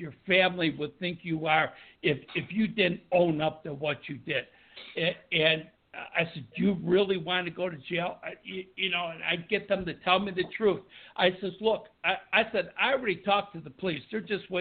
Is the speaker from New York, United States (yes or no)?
yes; Buffalo, New York, United States; being from New York and growing up in Buffalo, New York